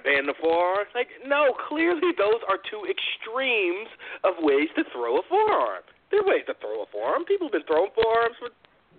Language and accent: English; Bronx, New York, United States; I'm a Dominican from the Bronx. Bronx represent 255th.